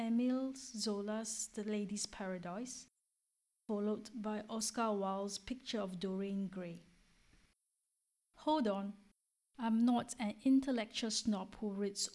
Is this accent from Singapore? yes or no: yes; Singapore; moved away as an adult; now in France; I am originally from Singapore, a little country in Southeast Asia